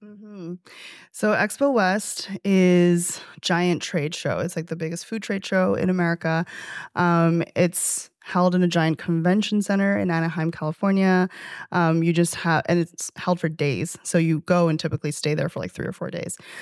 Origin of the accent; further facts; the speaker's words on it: Chengdu, Sichuan, China; also born or lived in Toronto, Canada; now in New York City, United States; in my hometown